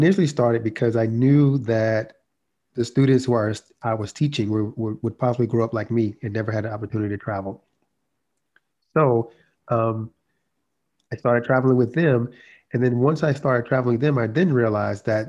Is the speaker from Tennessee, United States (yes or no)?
no; South Georgia, United States; I grew up in South Georgia to a single mom